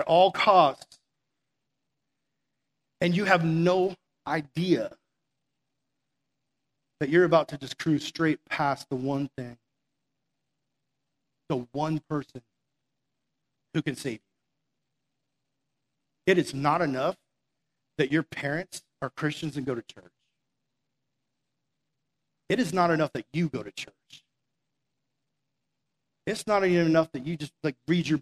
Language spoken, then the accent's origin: English; Massachusetts, United States; also born or lived in South Florida; we're from Massachusetts